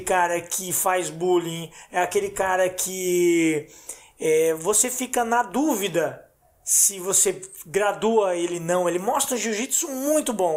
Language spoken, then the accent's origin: Portuguese; Blumenau, Santa Catarina, Brazil; nós somos de Blumenau, Santa Catarina